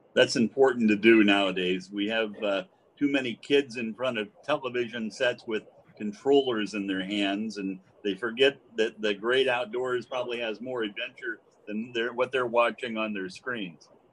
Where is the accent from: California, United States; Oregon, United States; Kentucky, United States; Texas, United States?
Oregon, United States; growing up in Oregon